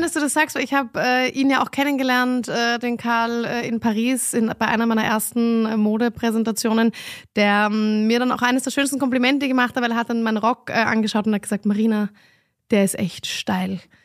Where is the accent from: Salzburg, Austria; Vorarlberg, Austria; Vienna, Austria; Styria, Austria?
Vienna, Austria; moved away as an adult; now in Berlin, Germany; ich bin Wienerin